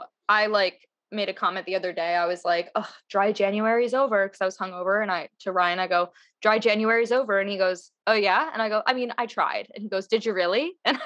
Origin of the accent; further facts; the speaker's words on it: Connecticut, United States; we're both from Connecticut.